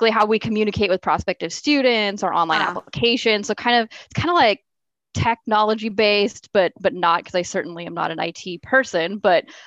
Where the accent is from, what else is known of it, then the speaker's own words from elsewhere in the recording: Oregon, United States; oh, I'm from Oregon. I noticed you're from Oregon too.